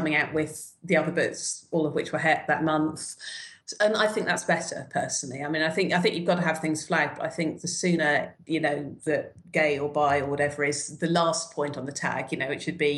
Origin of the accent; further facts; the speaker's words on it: United Kingdom; I'm coming at this as a Brit